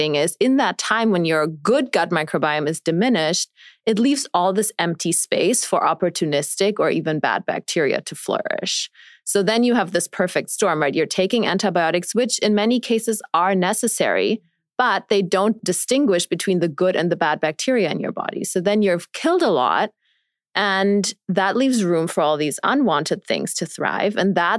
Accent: Germany; moved away; also born or lived in New York City; I grew up in Germany

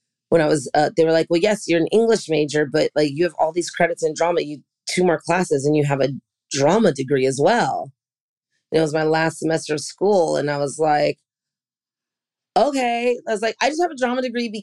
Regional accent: San Francisco, California, United States; I'm from San Francisco

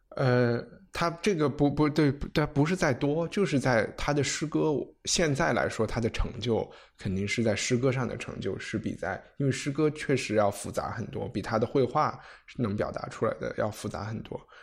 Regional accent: China; 我们中国人写诗可能是小时候从做对子开始写

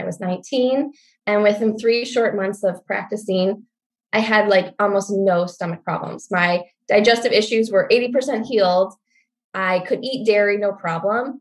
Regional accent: Michigan, United States; also born or lived in New Mexico; I grew up in Michigan

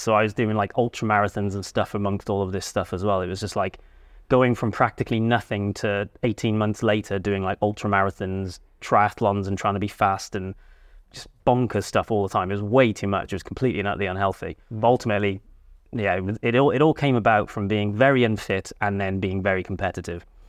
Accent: Cardiff, Wales, United Kingdom; I grew up in Cardiff

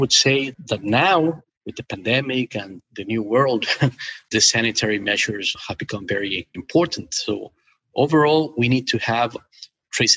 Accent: Ecuador; I was born and raised in Ecuador, South America.

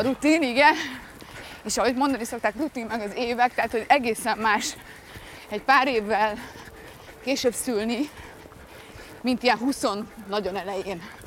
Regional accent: Balatonlelle, Somogy, Hungary; also born or lived in Budapest; és akkor ők ott kezdtek el élni, ezért én ott születtem

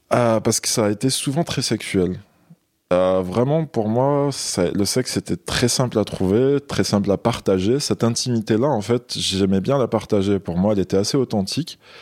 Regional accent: Algeria; moved away as an adult; now in France; je suis né en Algérie. J'ai grandi là-bas

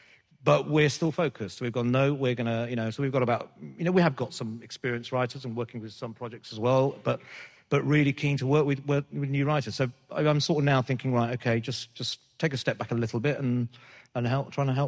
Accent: Birmingham, West Midlands, United Kingdom; I think it's that thing of sort of, you know, being being British Asian or being a Brummie, sort of, you know, you feel like you're away from, you're not part of anything, you're not part of London

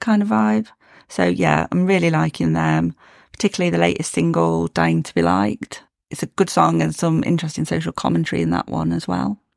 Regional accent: Derbyshire, East Midlands, United Kingdom; I was born in Derby, grew up in Derbyshire

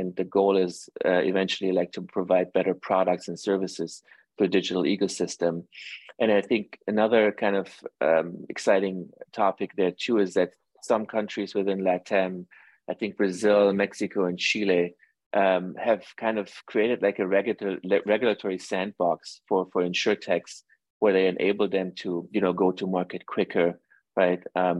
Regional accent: Iran; born there; I actually, you know, as I mentioned, I was born in Iran, and Iran in the Middle East are also very family oriented.

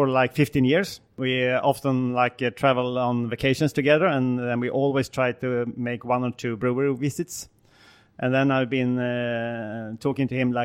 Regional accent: Gothenburg, Västra Götaland, Sweden; English is a second language; I'm from Gothenburg

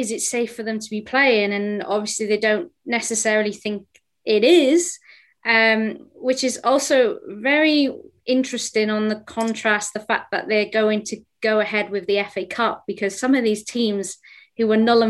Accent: Wales, United Kingdom; as a Welsh woman

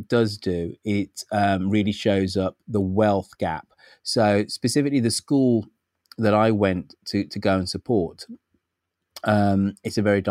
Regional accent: England, United Kingdom; accent: English; moved away as an adult; now in San Francisco, United States; it's just an English accent in America

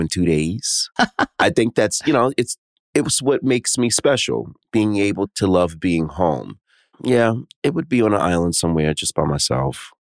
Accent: New York City, New York, United States; I'm from New York City. New York City is my favorite East Coast city. I mean, all right, it's number one because I'm born and raised here

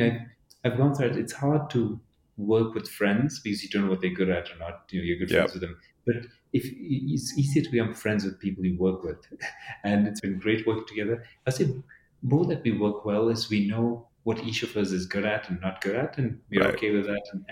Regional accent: Addis Ababa, Ethiopia; also born or lived in Dubai, United Arab Emirates; now in United States; I was born in Addis

